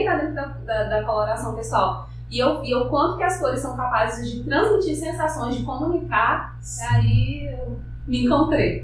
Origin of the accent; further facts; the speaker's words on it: Brasiléia, Acre, Brazil; also born or lived in Rio Branco; eu nasci em Brasileia, né, que, aqui no Alto Acre. Uhum. É, morei lá até os meus 17